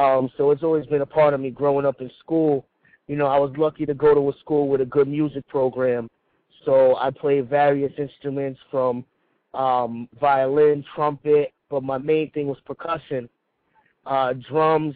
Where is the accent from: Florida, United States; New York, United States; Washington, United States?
New York, United States; Mount Vernon; I'm from Mount Vernon, New York